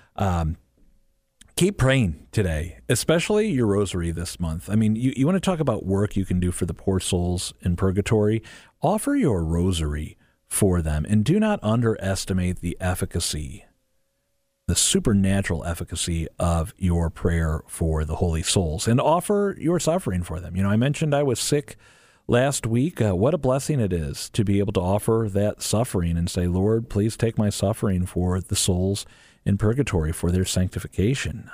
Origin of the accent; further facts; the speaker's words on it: St. Louis, Missouri, United States; here in my hometown we actually are very familiar with. We're blessed to have two basilicas um, the, the Basilica of St. Louis, King of France